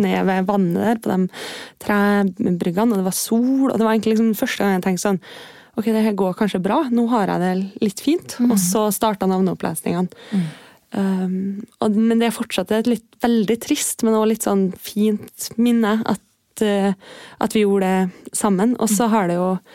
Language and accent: Norwegian; Kristiansund, Møre og Romsdal, Norway; moved away; jeg er jo fra Kristiansund på mm. Nordmøre